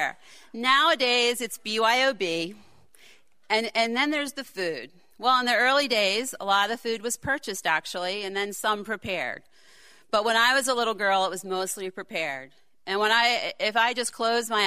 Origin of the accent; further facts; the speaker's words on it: Baltimore, Maryland, United States; moved away; we all don't live in West Baltimore anymore